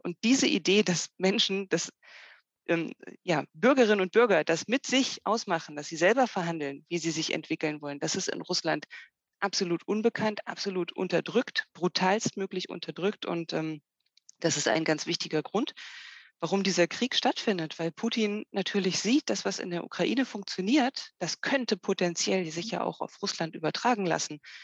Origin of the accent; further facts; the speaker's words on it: Germany; wir als Deutsche